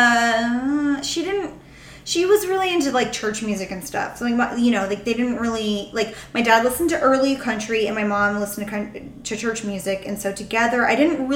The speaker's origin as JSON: {"language": "English", "region": "Texas", "country": "United States", "tie": "born or raised there", "also_born_or_lived": "Ohio / San Antonio / Austin", "moved": "as an adult", "lives_now": "San Francisco, United States", "said": "I am also from Texas."}